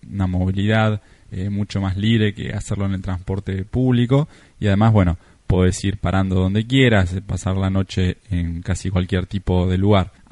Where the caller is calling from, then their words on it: Argentina; Hola chicos … desde Argentina, me gusta mucho viajar, estuve en más de 40 países